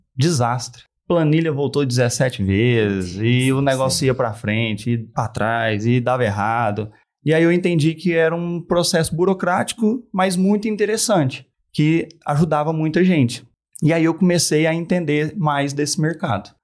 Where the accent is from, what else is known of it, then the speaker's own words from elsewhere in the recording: Uberaba, Minas Gerais, Brazil; sou de Uberaba, Uberaba